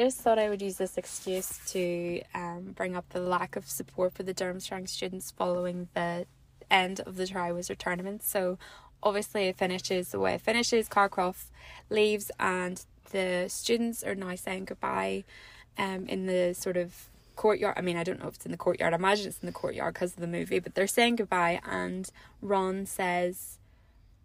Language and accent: English; Ireland; I'm Irish